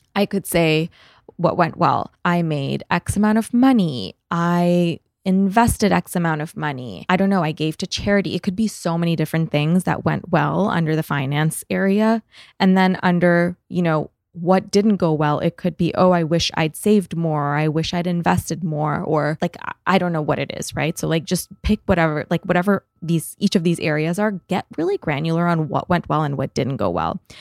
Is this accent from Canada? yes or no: yes; Canada; moved away; I'm Canadian